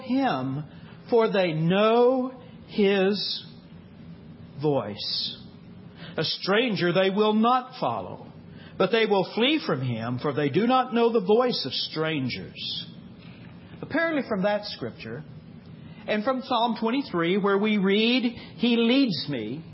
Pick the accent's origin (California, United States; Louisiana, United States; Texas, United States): Texas, United States; moved away; We grew up in Texas, and we grew up Baptist. Now, we long ago escaped Texas.